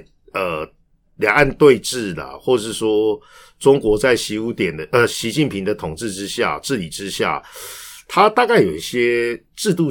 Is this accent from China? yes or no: no; Taiwan; 我们在台湾嘛